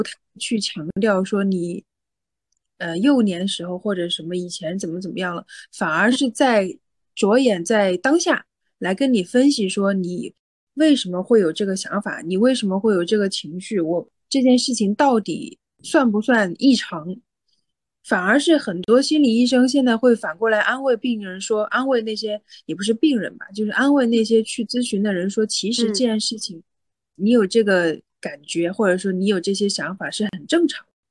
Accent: Hunan, China; 我在外面就说我是湖南人嘛

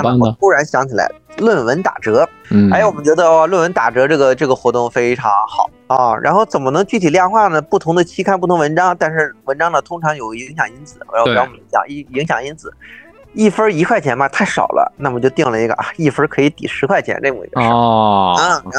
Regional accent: Xuzhou, Jiangsu, China; now in Beijing, China; 因为我本身是徐州人嘛

